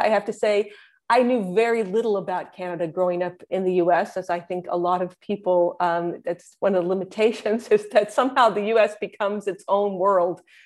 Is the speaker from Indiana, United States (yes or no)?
yes; Indiana, United States; moved away; I am a Hoosier through and through, uh, which is what people from Indiana are referred to as.